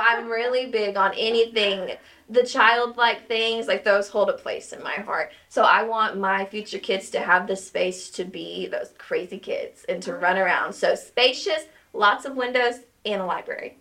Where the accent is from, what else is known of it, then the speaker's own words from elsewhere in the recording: Henrietta, Oklahoma, United States; now in Tahlequah, United States; I am actually from Henrietta, Oklahoma